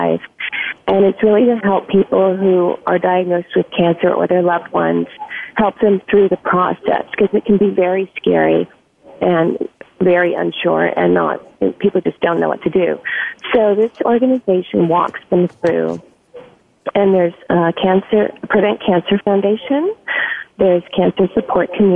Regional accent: Los Angeles, California, United States; I grew up in Los Angeles

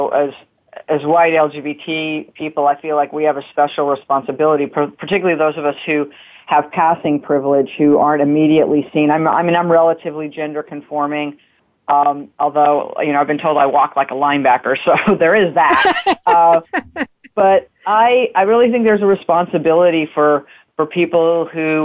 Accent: Utah, United States; moved away; growing up in Utah, which is overwhelmingly white

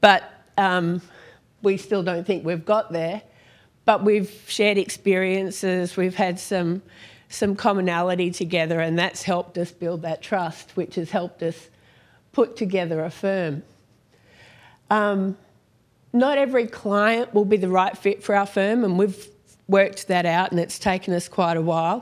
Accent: Perth, Western Australia, Australia; also born or lived in Sydney; We moved from Sydney all the way across to Perth

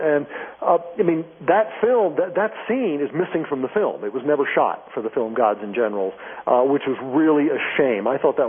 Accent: Tallahassee, Florida, United States; also born or lived in New Jersey; I grew up in the South in Tallahassee, Florida, but I was born in New Jersey.

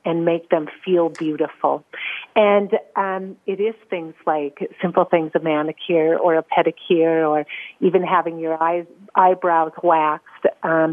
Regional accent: North Dakota, United States; moved away as an adult; now in Geneva, Switzerland; I definitely was born and raised in North Dakota

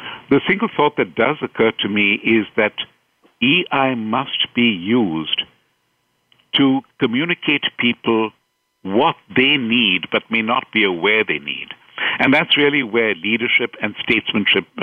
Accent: India; moved away as an adult; I've been very fortunate to live and work and grow up in India

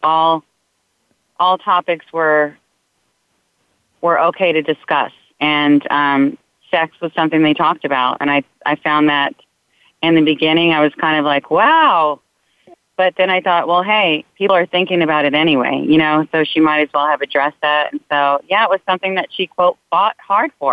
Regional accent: New York, United States; I'm Italian, I'm from New York

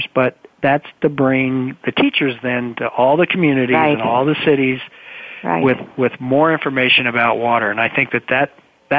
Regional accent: United States; I'm American and that's my experience and that's my upbringing

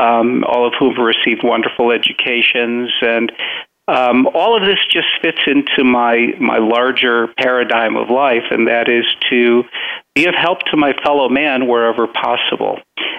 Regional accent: Chicago, Illinois, United States; now in Florida, United States; I'm originally Chicagoan. After we came to this country, we moved immediately to Chicago, and I have my roots in Chicago.

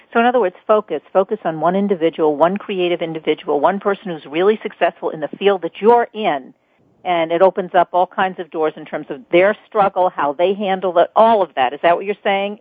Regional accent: New York, United States; I'm a New Yorker

